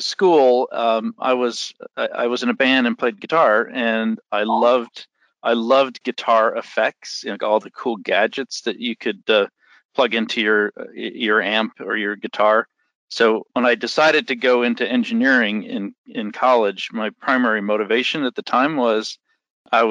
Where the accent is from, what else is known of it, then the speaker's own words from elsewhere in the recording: upstate New York, United States; I'm from upstate New York. I grew up in a small town in upstate New York